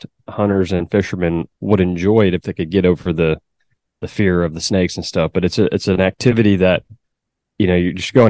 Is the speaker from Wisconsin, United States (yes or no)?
no; Beaumont, Texas, United States; also born or lived in north of Dallas, Texas; I'm from Beaumont, Texas, actually a small town outside of Beaumont called Finette.